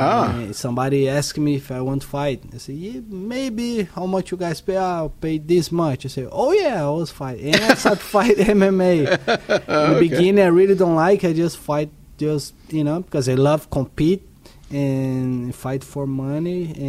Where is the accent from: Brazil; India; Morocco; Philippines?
Brazil; English is a second language; moved away; also born or lived in Florida; I'm from Brazil.